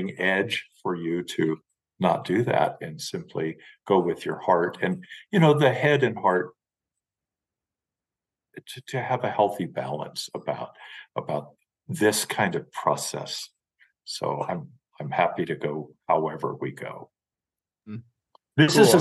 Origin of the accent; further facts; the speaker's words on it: Western Nebraska, United States; moved away; my emotional, spiritual, and physical background is in Western Nebraska. Very prairie oriented and of course rural